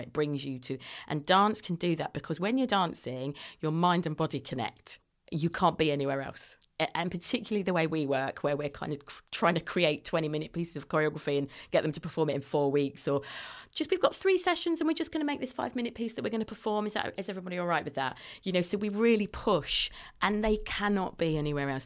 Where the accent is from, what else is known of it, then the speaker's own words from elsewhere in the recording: London, United Kingdom; now in Bradford, United Kingdom; I'm a Londoner